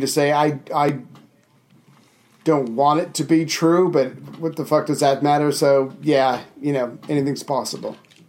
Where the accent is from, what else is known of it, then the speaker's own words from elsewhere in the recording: United States; for me, as an American